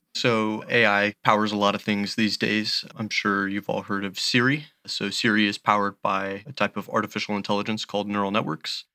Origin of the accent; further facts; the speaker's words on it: Belleview, Florida, United States; I grew up in a small town called Bellevue, Florida. It's about an hour south of Gainesville.